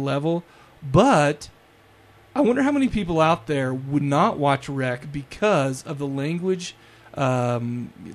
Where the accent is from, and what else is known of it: United States